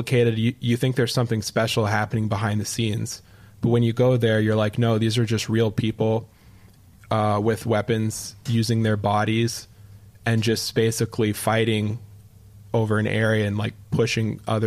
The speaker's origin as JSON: {"language": "English", "country": "Canada", "moved": "yes", "lives_now": "New York, United States", "said": "as a Canadian"}